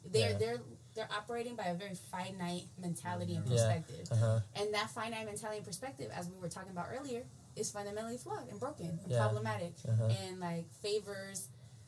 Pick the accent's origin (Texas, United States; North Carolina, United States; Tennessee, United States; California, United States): California, United States; San Pablo; also born or lived in Richmond, California; my mom lives in San Pablo, and you know, I grew up in San Pablo. Now I live in Richmond.